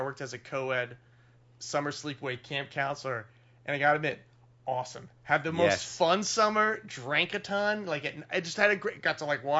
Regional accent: Wilkes-Barre, Pennsylvania, United States; moved away; also born or lived in Arizona; I actually grew up in northeast Pennsylvania.

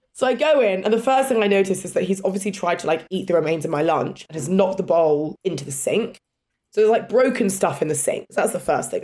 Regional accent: England, United Kingdom; accent: English; my English accent.

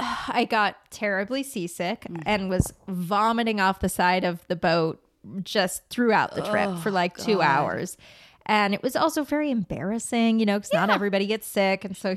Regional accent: La Crescenta, California, United States; I grew up in La Crescenta, which is right near here.

